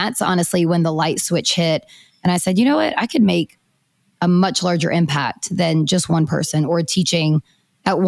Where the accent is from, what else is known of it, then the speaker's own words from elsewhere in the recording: Hickory, North Carolina, United States; I am from Hickory, North Carolina, so not too far from Raleigh, about 2.5 hours. And I did grow up very active in sports.